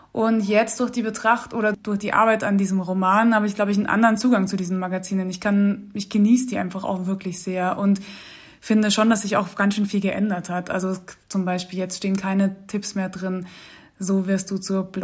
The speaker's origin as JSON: {"language": "German", "country": "Austria", "tie": "born or raised there", "also_born_or_lived": "Munich", "said": "Ja, ich bin auf jeden Fall auch sehr österreichisch sozialisiert worden"}